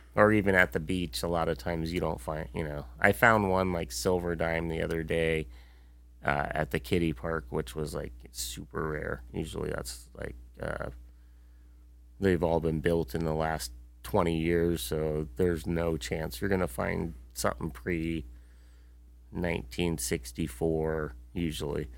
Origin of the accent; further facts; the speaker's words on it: United States; we've been very fortunate living and growing up in the United States